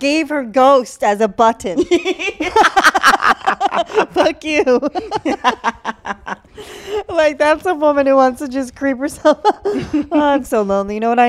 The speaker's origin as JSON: {"language": "English", "region": "Massachusetts", "country": "United States"}